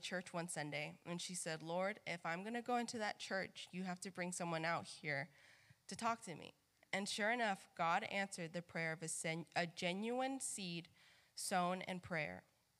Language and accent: English; Mississippi, United States; Many of you know that I am from Mississippi, and sometimes I get asked all the time, but where's your accent? I'm not really truly like Mississippian at heart. I have a Spanish family.